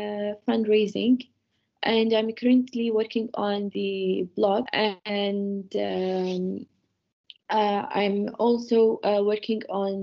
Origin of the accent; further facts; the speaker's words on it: Kuwait; now in Ireland; I'm from Kuwait and I'm 22 years old.